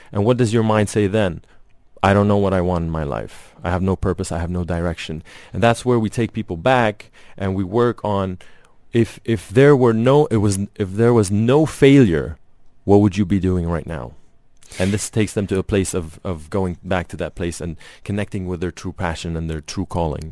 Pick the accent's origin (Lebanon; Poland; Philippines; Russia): Lebanon; moved away; Yeah, I grew up in Lebanon